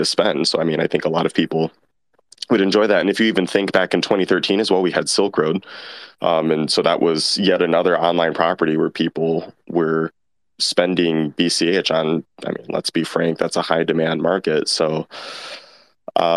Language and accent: English; United States; here in my hometown in the US